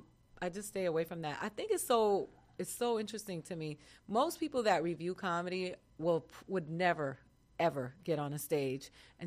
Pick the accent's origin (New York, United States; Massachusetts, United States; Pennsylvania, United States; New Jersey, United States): Massachusetts, United States; Boston; born there; I was born in Boston.